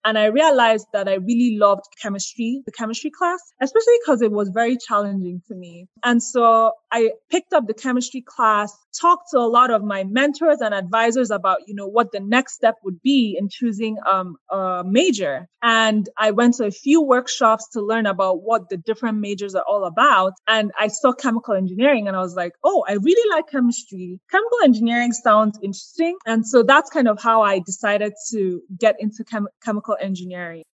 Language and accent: English; Nigeria; moved away as an adult; also born or lived in Boston; now in Atlanta, United States; I was born and raised in Nigeria, actually, the first of six kids